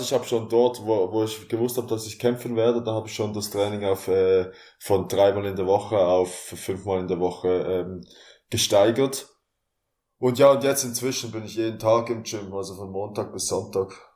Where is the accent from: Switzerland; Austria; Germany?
Switzerland; Basel, Basel-Stadt; Ich komme aus Basel, aus der Schweiz